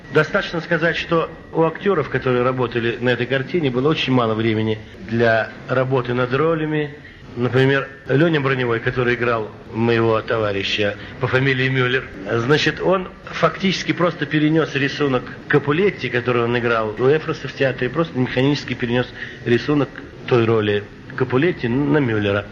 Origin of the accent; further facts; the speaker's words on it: Moscow, Russia; also born or lived in Arkhangelsk Oblast; я москвич, родился я в Москве, в Москве учился, в Москве окончил школу